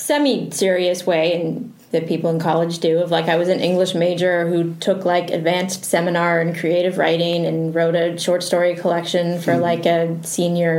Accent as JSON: {"language": "English", "country": "Canada", "tie": "born or raised there", "moved": "as an adult", "lives_now": "Los Angeles, United States", "said": "I just had a very hard time growing up in Canada"}